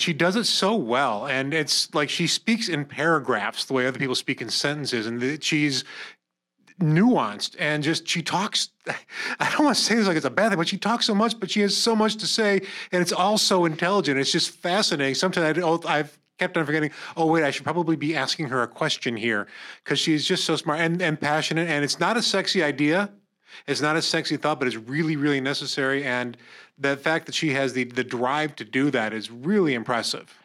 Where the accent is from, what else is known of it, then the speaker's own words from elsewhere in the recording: Corning, New York, United States; I'm from Corning